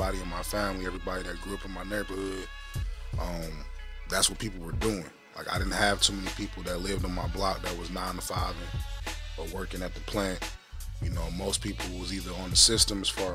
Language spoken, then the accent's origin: English; Detroit, Michigan, United States; also born or lived in Kalamazoo, Michigan; growing up in Detroit with the whole boss up mentality